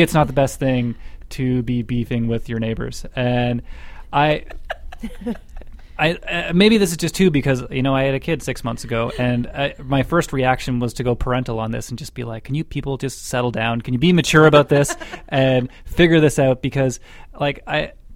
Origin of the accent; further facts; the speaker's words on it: Scotland, United Kingdom; now in Alberta, Canada; from being Scottish